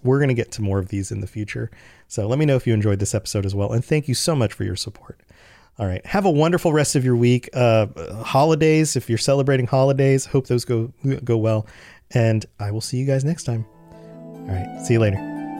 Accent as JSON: {"language": "English", "country": "United States", "said": "I'm an American"}